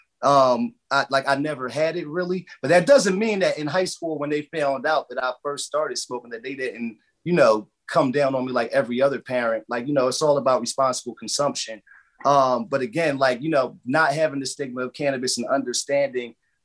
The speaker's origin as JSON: {"language": "English", "region": "New Jersey", "country": "United States", "tie": "born or raised there", "said": "here in New Jersey, I just applied for a license to have a dispensary here in my hometown"}